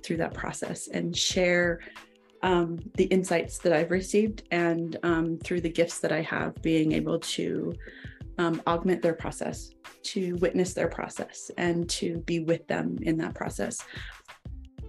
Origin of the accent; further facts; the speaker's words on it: Idaho, United States; also born or lived in Wyoming; now in Utah, United States; I hail from the Rocky Mountains, originally from Wyoming. Well, originally from Idaho. But I live now in Utah